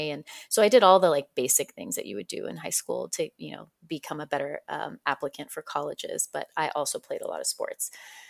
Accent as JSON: {"language": "English", "town": "Fresno", "region": "California", "country": "United States", "tie": "born or raised there", "said": "Yeah, I spent most of my time in Fresno."}